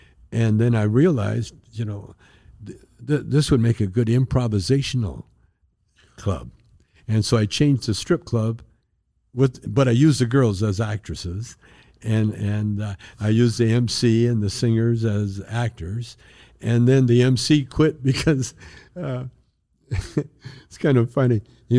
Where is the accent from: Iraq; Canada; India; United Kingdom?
Canada; moved away as an adult; now in United States; I'm Canadian. I got deported from the States to Windsor, Ontario.